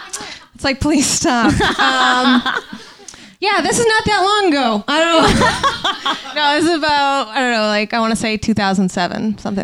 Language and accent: English; Scottsdale, Arizona, United States; I'm from Scottsdale, Arizona, so it was just like real hot.